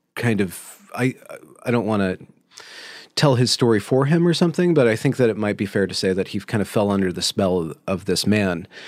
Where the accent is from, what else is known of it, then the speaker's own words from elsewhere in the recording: Ukiah, California, United States; I was born in California in, uh, Mendocino County.